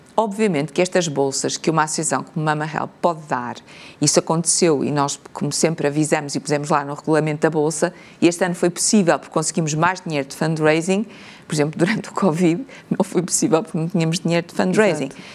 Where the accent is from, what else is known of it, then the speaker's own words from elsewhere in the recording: Portugal; como portugueses